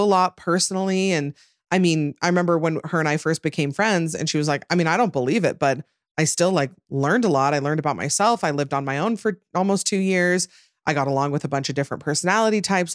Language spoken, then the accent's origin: English; Utah, United States; growing up Mormon and in Utah